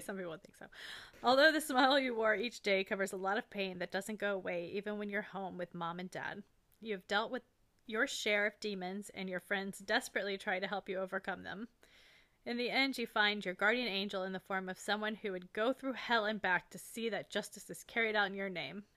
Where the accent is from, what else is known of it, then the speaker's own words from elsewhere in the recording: Florida, United States; we're from Florida.